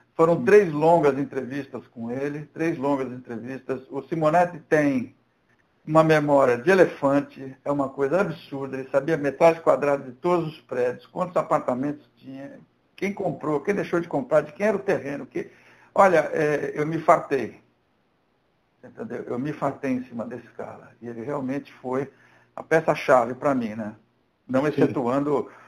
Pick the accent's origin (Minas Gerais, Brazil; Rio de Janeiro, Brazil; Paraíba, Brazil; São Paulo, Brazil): São Paulo, Brazil; Santos; Eu sou de Santos, São Paulo